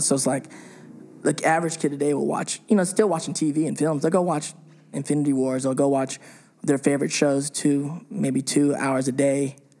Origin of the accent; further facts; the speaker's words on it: England, United Kingdom; Where are you from? I'm from, like, this part of England.